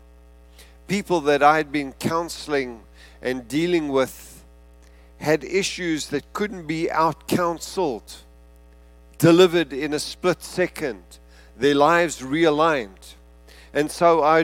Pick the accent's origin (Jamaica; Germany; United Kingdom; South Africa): South Africa; being South African